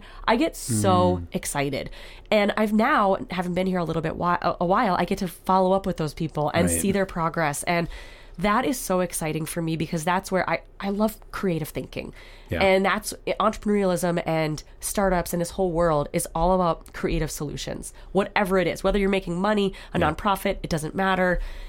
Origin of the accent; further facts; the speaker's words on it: North Dakota, United States; I'm from North Dakota, you're from Minnesota.